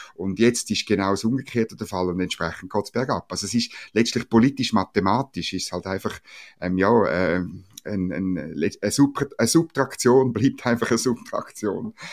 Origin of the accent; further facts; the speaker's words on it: Switzerland; als Schweizer